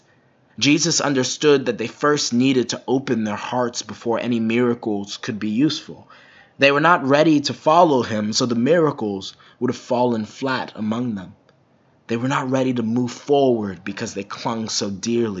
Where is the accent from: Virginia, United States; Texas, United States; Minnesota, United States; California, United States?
Minnesota, United States; as a Minnesotan